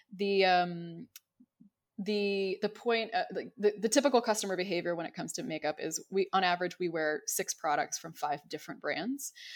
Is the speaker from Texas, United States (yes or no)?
yes; Dallas-Fort Worth area, Texas, United States; growing up in the Dallas-Fort Worth area